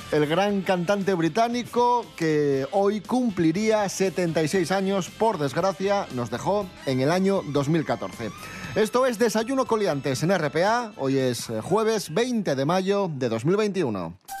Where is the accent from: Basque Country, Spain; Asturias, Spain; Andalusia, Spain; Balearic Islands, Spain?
Asturias, Spain; Oviedo; yo que soy de Oviedo